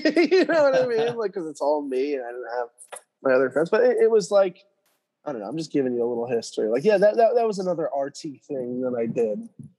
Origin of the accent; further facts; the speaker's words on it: New York City, New York, United States; my whole family's from here. You know, we're all Jews from South Third and Havemeyer in Brooklyn. And my grandparents had this hardware store called Burgers for years.